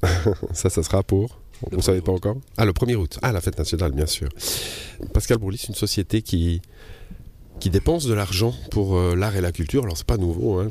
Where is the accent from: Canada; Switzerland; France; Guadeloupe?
Switzerland; on vient du Chablais, comme moi